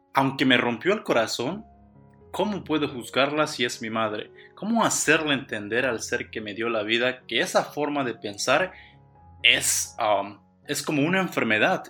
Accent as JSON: {"language": "Spanish", "country": "Mexico", "said": "como mexicanos no debemos"}